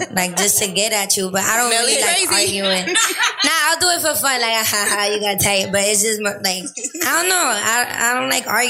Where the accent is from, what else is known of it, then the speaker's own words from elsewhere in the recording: New York, United States; I'm from Harlem.